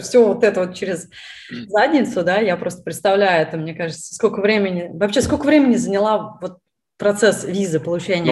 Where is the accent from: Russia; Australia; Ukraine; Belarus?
Russia; moved away as an adult; now in United States; я из России